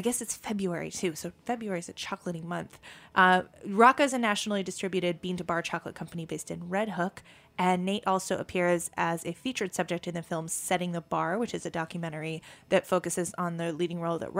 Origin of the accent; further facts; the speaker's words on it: New England, United States; You know, I'm like from New England